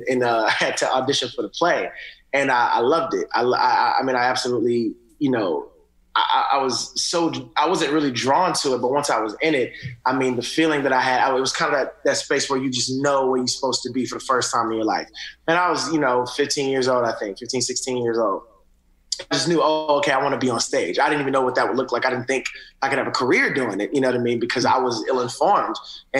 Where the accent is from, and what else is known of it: Atlanta, Georgia, United States; born or raised there; also born or lived in Augusta, United States